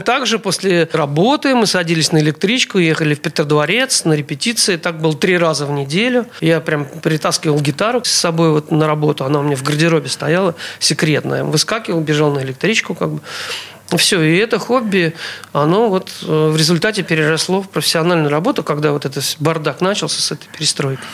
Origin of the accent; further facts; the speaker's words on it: Saint Petersburg, Russia; Я родился 1 апреля 1957 года, 1957 года в городе Ленинграде